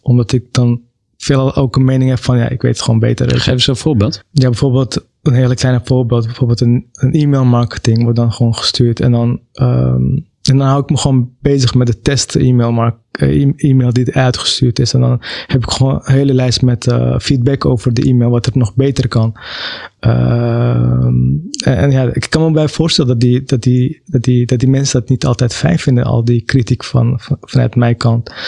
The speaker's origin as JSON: {"language": "Dutch", "town": "Amsterdam", "region": "North Holland", "country": "Netherlands", "tie": "born or raised there", "said": "Ik ben zelf wel geboren in Amsterdam"}